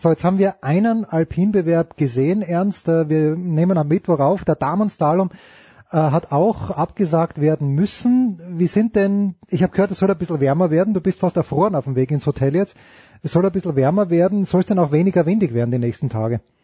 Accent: Austria; wir Österreicher

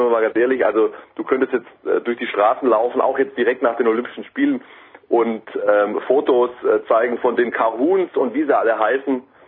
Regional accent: Swabia, Baden-Württemberg, Germany; ich komme aus dem Schwarmland, Ich habe eine ganz andere Sprache gelernt

